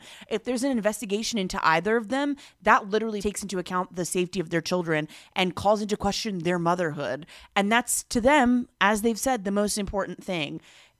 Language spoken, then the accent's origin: English; United States; I'm just too American to have picked up on it, sadly.